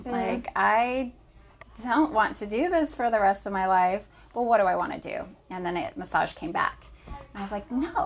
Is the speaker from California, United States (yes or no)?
yes; California, United States; also born or lived in Idaho; I was from California